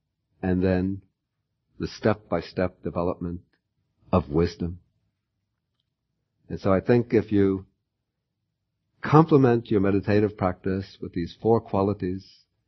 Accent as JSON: {"language": "English", "country": "United States", "said": "I'm an American"}